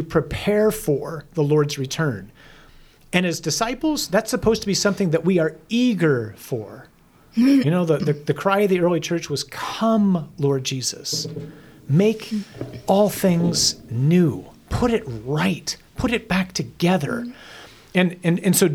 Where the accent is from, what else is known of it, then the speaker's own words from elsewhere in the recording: United States; I'm an American